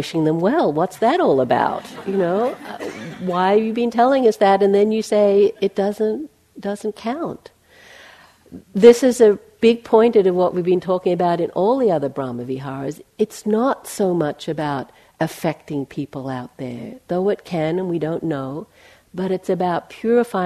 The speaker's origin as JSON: {"language": "English", "country": "Australia", "also_born_or_lived": "McLeod Ganj, India", "moved": "as an adult", "said": "When I left Australia, I'm from Australia, I left there in 1980, and I went to Asia"}